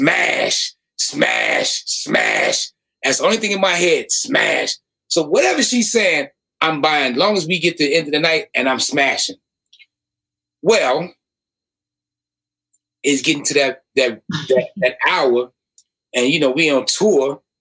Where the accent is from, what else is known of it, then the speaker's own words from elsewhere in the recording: Chicago, Illinois, United States; I'm from Chicago. I'm from Inglewood.